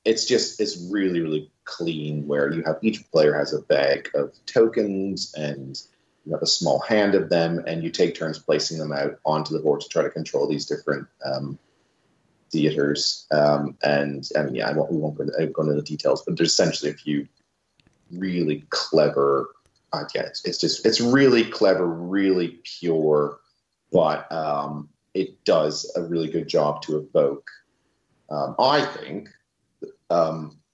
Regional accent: New Brunswick, Canada; moved away; I'm from New Brunswick, the east coast of Canada

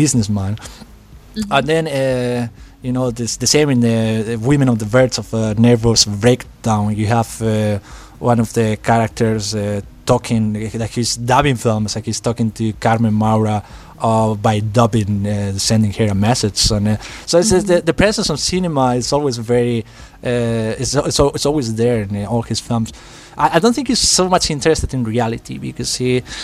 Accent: Spain; born or raised there

